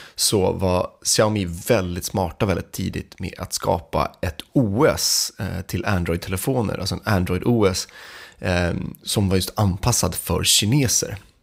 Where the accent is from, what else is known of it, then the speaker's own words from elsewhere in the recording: Sweden; vi som svenskar